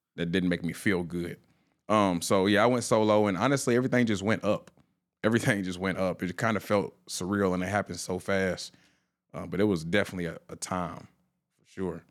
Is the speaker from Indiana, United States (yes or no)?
yes; Indianapolis, Indiana, United States; born and raised in Indianapolis, Indiana